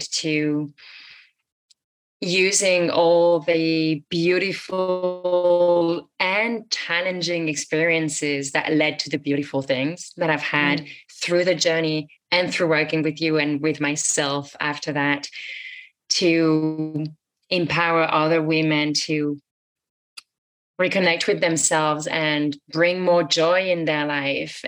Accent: France; moved away; also born or lived in United States; I moved out of the US back to my home country in France for a bit.

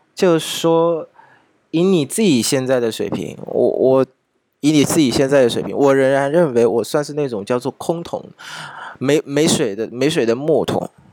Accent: Vietnam; 我们越南这边的越南中央国民大，国民经济大学的学长

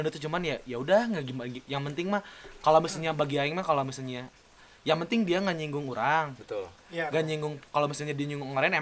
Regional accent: Bogor, West Java, Indonesia; Gua gua orang Bogor. Belum pernah sunmori ke puncak sebenarnya

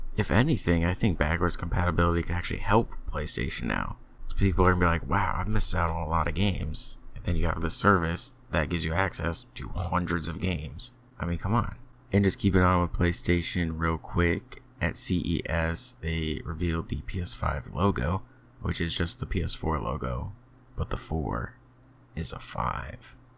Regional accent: United States; I'm American. It's not my fault I was born here

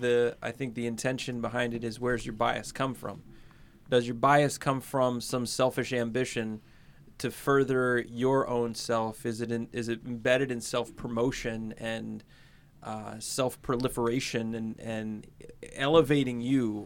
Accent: United States; I grew up in America

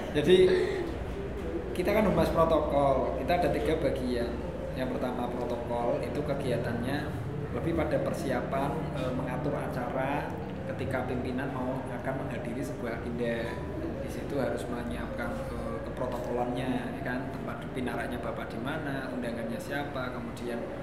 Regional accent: Semarang, Central Java, Indonesia; kita orang Semarang

